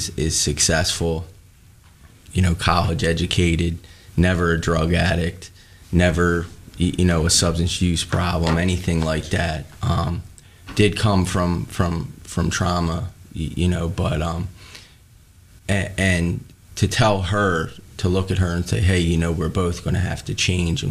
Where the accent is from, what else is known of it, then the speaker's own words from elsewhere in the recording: New Jersey, United States; I'm from New Jersey